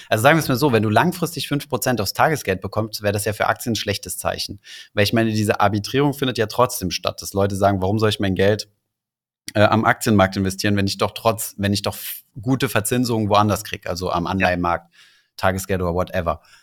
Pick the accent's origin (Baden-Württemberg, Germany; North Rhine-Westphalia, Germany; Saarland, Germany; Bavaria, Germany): Saarland, Germany; dann bin ich halt Saarländer und Europäer